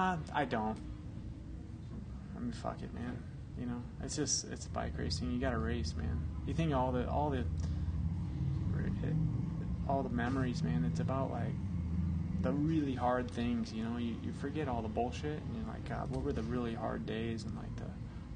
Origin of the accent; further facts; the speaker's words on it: Boulder, Colorado, United States; The worst day of my life in my hometown, man.